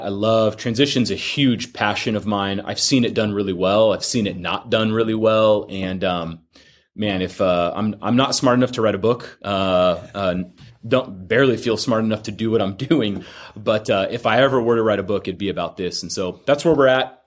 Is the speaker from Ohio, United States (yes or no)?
no; Fullerton, California, United States; now in Corona, United States; I'm a Orange County kid, born and raised out in Fullerton